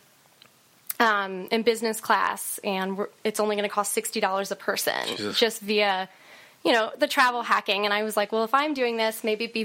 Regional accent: Kentucky, United States; moved away; I'm from Kentucky, and my family lives in Kentucky

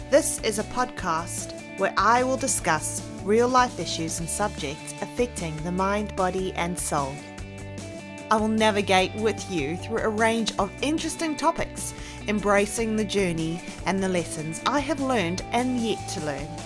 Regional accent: South Africa; accent: mix of New Zealand and South African; now in New Zealand; I'm currently living in New Zealand. I am originally from South Africa, hence the accent. So it is a freaky mix of New Zealand and South African, English South African at that.

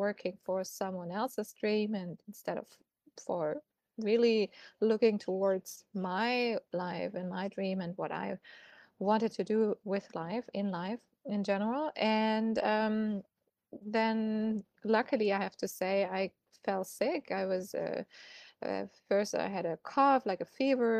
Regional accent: Germany; moved away as an adult; also born or lived in Munich; I'm originally from Germany and I used to work as a PR and marketing consultant in an agency back in Munich

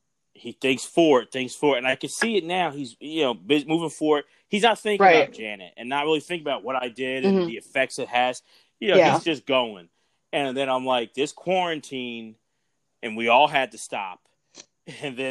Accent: Philadelphia, Pennsylvania, United States; we're from Philly

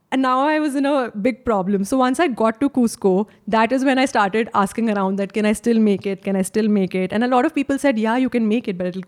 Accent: India; As an Indian

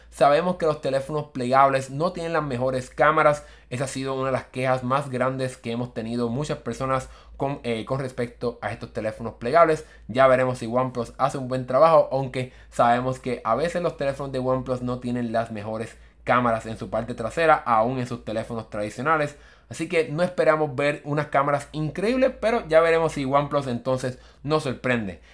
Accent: United States; yo soy de Estados Unidos

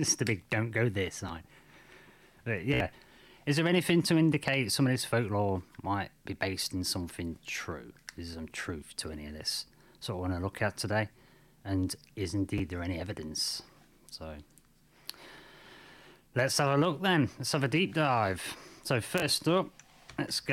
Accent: United Kingdom; I'm from Britain.

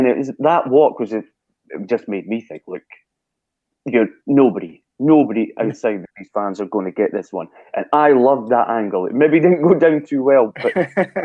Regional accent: Brechin, Scotland, United Kingdom; in Brechin in my hometown

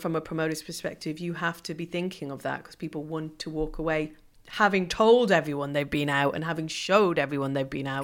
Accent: Ireland; moved away; growing up in Ireland

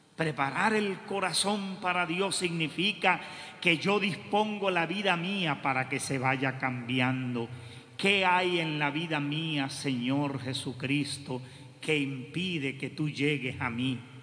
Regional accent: Puerto Rico; nosotros vivimos en Puerto Rico

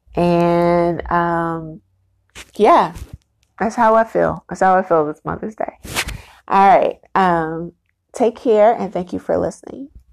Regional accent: United States; I'm black, I'm black American, very proud black American

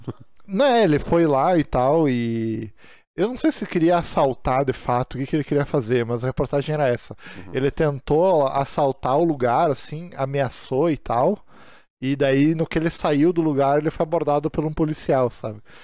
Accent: Brazil; nós que somos brasileiros

